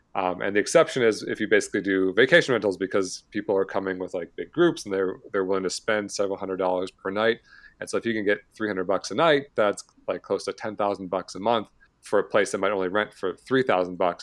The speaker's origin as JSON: {"language": "English", "region": "Michigan", "country": "United States", "tie": "born or raised there", "moved": "as an adult", "lives_now": "San Diego, United States", "said": "I grew up in Michigan, born and raised till I was about twenty-nine years old"}